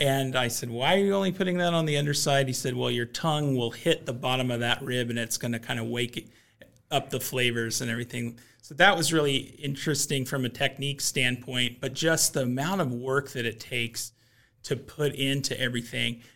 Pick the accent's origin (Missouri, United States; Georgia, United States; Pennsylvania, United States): Missouri, United States; Kansas City; I grew up in Kansas City where barbecue is just a common part of the culture